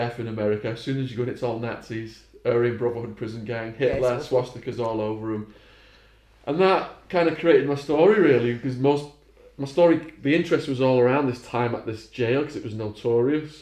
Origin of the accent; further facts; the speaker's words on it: Warrington, North West England, United Kingdom; as a kid, you never ventured over to Widnes from Warrington